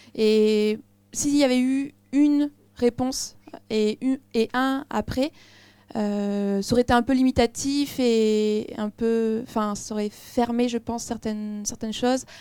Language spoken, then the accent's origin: French; France; en tant que Français